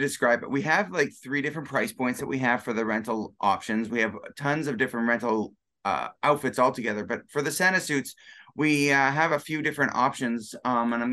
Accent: Canada; we're both Canadian

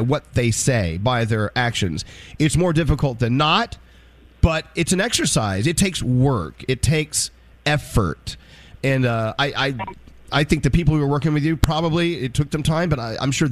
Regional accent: the South, United States; being an old white man growing up in the South

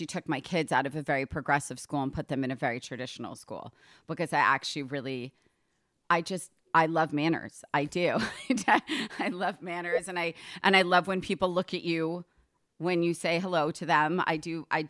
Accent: Short Hills, New Jersey, United States; also born or lived in New York; I'm from New York and New Jersey, from Short Hills

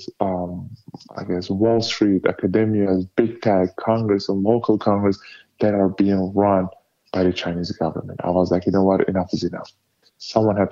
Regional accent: Turkey; now in United States; my home country, Turkey

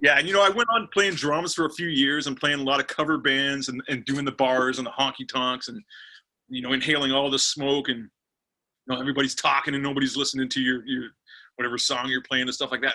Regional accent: Pickering, Ontario, Canada; also born or lived in Scarborough, Ontario; i live in pickering pickering's like a about 20 30 minutes east of uh, the big city toronto and i've lived here since i was you know two years old i was born in Scarborough, Ontario

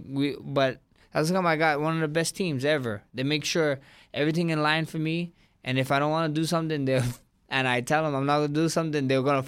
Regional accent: Hawaii, United States; I'm Polynesian, Samoan, I'm Hawaiian.

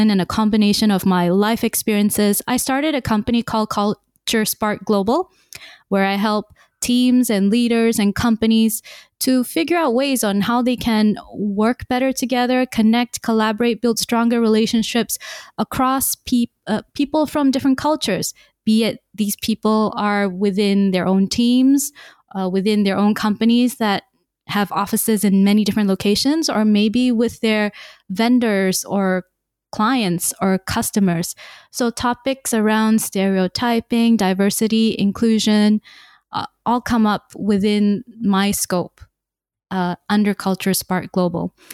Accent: Malaysia; born there; also born or lived in Singapore; I was born in Malaysia, but my entire life I had the wonderful opportunity to live in many different countries, six in fact, including Singapore.

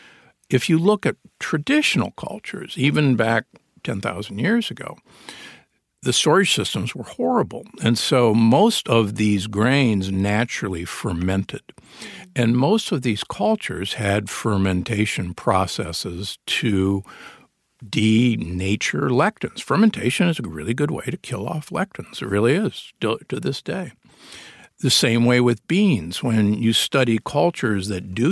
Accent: Omaha, Nebraska, United States; I grew up in Omaha, Nebraska, the beef state.

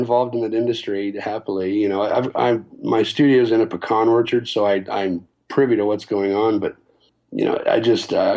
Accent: Las Cruces, New Mexico, United States; moved away as an adult; we grew up here. It's a small town.

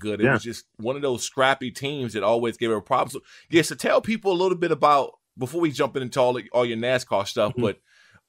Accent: Washington, D.C. area, Maryland, United States; Remember, I'm from Maryland, Washington, D.C. area.

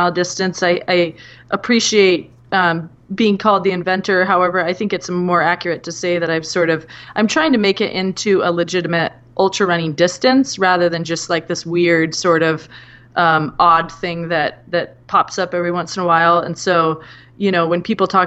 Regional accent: Whidbey Island, Washington, United States; also born or lived in Seattle; when I was about 1 year old, they moved to Whidbey Island

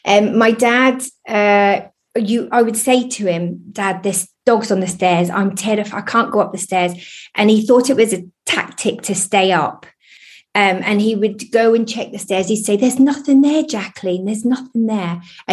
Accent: Lowestoft, East of England, United Kingdom; also born or lived in Oldham; I was born in Oldham and then brought up in Lowestoft near Great Yarmouth.

